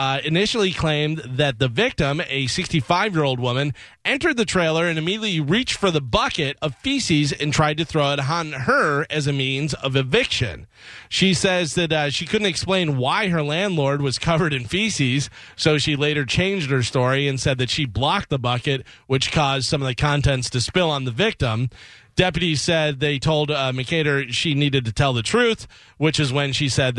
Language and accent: English; Illinois, United States; moved away; I grew up in Illinois